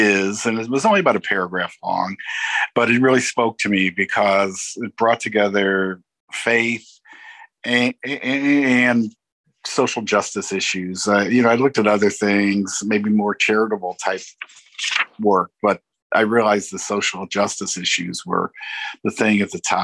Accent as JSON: {"language": "English", "town": "Pagedale", "region": "Missouri", "country": "United States", "tie": "born or raised there", "said": "I grew up in Pagedale, which is a small little community just north of University City, just beyond the city limits"}